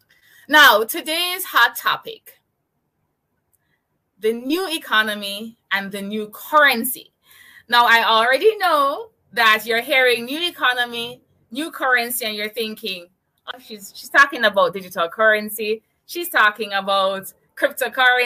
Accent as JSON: {"language": "English", "town": "Kingston", "country": "Jamaica", "said": "I'm from Kingston, Jamaica."}